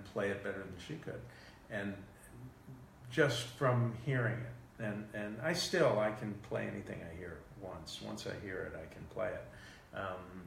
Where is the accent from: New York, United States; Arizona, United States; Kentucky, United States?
New York, United States; New York City; Queens, New York. I was born in Queens